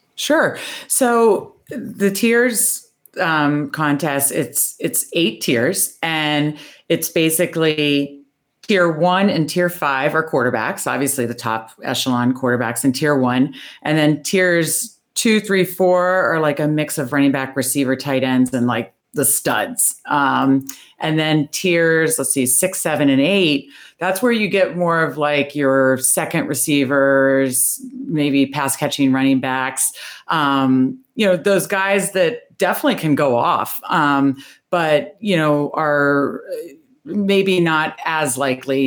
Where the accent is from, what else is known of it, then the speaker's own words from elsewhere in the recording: Northern Virginia, United States; moved away as an adult; now in Baltimore, United States; I grew up in Northern Virginia